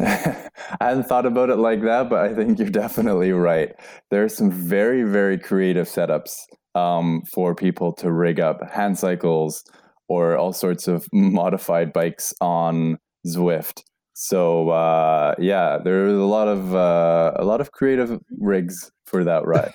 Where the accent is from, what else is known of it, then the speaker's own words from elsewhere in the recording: Canada; moved away as an adult; now in Norway; I'm originally from Canada